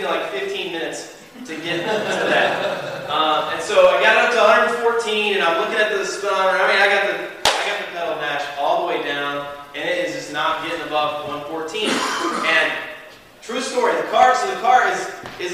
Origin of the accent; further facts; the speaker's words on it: the South, United States; I'm from the South